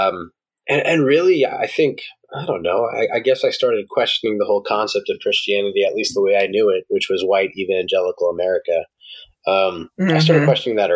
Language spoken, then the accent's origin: English; New York, United States; moved away as an adult; I grew up in New York